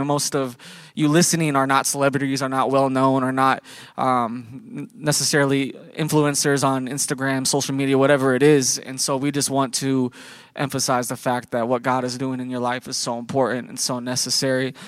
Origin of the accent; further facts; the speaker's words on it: Iowa, United States; we're from Iowa